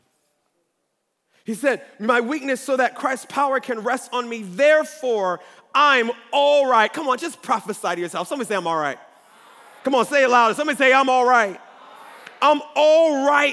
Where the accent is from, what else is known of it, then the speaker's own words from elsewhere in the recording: Baltimore, Maryland, United States; now in Columbia, United States; I'm not from Columbia. I'm from Baltimore